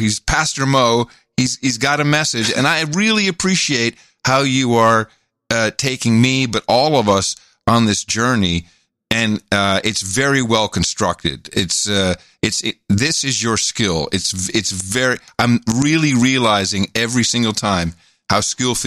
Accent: United States; also born or lived in Netherlands; I was from America

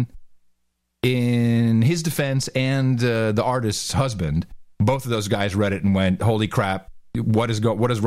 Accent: Netherlands; now in Austin, United States; Mickey and I, you know, we grew up in the Netherlands.

